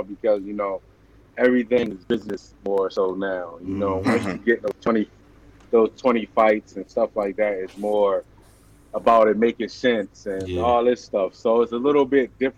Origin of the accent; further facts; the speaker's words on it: Baltimore, Maryland, United States; growing up in Baltimore